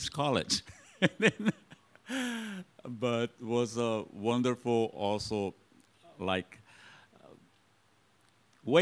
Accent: Brazil; also from Brazil

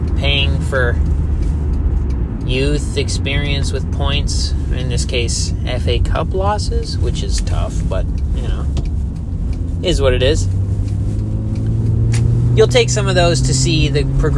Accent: United States; I'm American

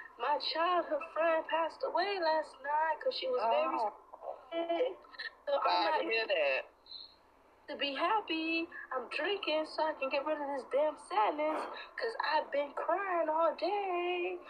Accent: Georgia, United States; I was originally born and raised in Georgia.

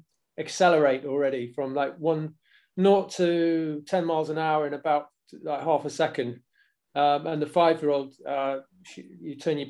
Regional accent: Newcastle, North East England, United Kingdom; accent: Geordie; Where are you from? Newcastle. What? Oh, really? Go on, do us a Geordie accent. And yeah. Suppose I've got more in common with Sting. I've got a slightly watered down Geordie accent, but it does come out.

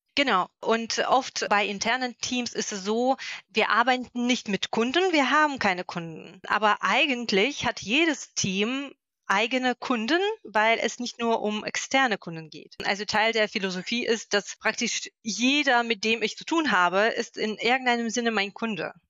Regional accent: Moscow, Russia; German is a second language; moved away as an adult; now in Magdeburg, Germany; ich komme aus Moskau.

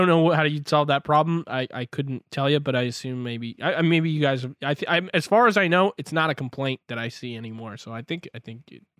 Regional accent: Ontario, Canada; now in Vancouver, Canada; I live now in Vancouver, BC. So obviously that's quite far, but I grew up in Ontario near Toronto.

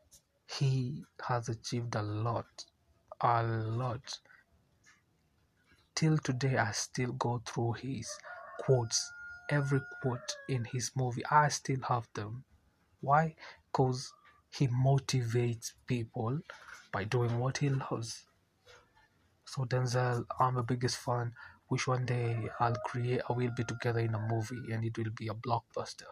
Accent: Nairobi, Kenya; I'm from Kenya, Nairobi

